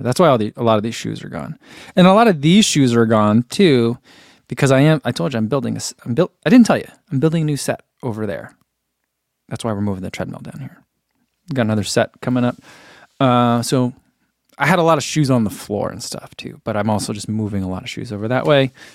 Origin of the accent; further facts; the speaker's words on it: New Jersey, United States; I'm from New Jersey.